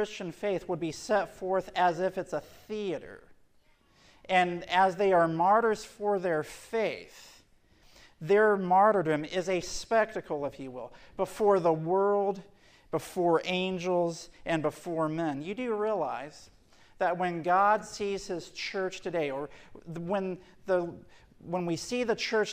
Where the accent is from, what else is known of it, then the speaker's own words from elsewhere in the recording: Portland, Tennessee, United States; I grew up in Portland, Tennessee